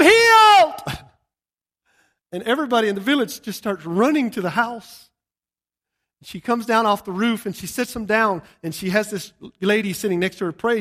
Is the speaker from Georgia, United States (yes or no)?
yes; Georgia, United States; moved away; I'm from Georgia. I was living in a redneck paradise when I got saved.